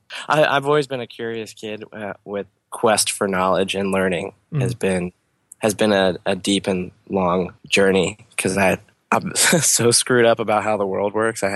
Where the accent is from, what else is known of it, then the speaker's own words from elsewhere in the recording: Harrisburg, Pennsylvania, United States; I grew up knowing that where I was growing up in Harrisburg was the most racist